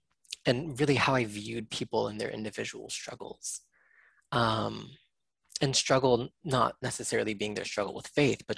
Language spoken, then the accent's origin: English; United States; that was my experience as an Asian American kid growing up in the States